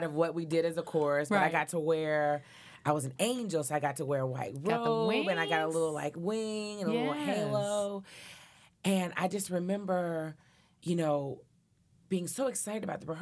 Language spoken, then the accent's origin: English; Nashville, Tennessee, United States; I grew up in Nashville, Tennessee